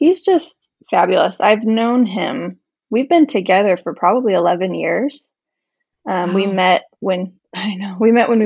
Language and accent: English; Midwest, United States; moved away as an adult; also born or lived in California / Indiana; now in Michigan, United States; I was born and raised in the Midwest, and so I came out to California for college